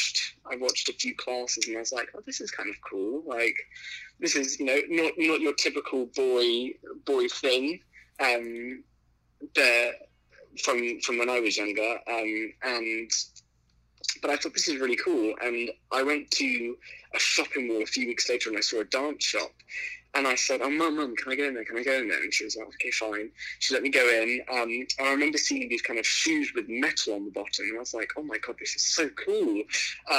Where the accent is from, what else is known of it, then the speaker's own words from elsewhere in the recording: Singapore; the culture in the world that I grew up in Singapore